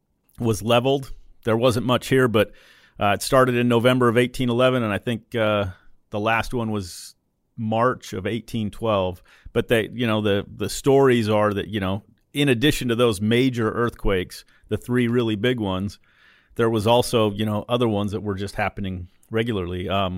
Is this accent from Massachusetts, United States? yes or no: no; Utah, United States; So I grew up in Utah, so out west.